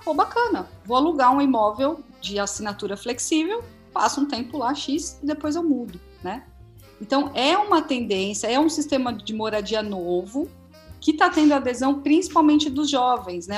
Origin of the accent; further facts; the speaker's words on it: Santo André, São Paulo, Brazil; also born or lived in São Bernardo do Campo; now in São Caetano do Sul, Brazil; Eu sou de Santo André. Sou de ah, Santo André, claro. atualmente moro em São Caetano